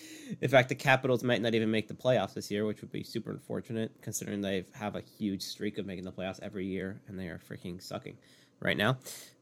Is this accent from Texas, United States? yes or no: no; Maryland, United States; we've both said we're from Maryland.